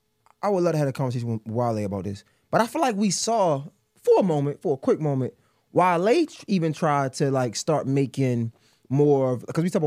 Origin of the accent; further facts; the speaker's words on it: Baltimore, Maryland, United States; I'm from Baltimore, so you can't.